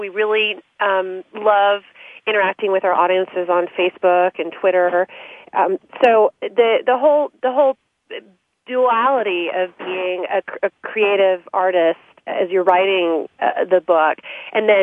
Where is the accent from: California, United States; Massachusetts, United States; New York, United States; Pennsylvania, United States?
California, United States; San Francisco Bay Area; I'm from the San Francisco Bay Area. My father's a professor at Stanford, and I always wrote, and he's written many books on economics. And so writing was definitely always happening in our house